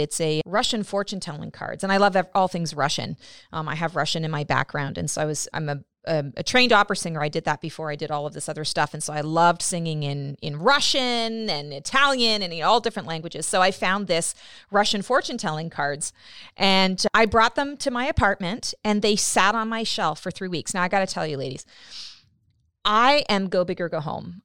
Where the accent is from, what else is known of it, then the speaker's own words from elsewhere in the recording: Canada; I'm Canadian